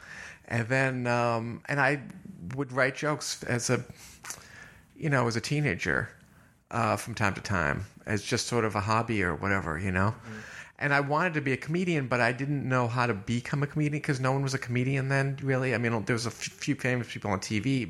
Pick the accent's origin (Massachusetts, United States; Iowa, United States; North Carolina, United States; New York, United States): Massachusetts, United States; Newton; I'm from Newton, Massachusetts, just outside of Boston